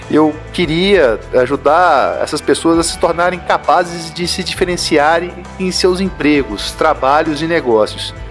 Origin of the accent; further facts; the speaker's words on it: Minas Gerais, Brazil; Eu sou mineiro, como vocês já devem ter percebido aí pelo meu sotaque.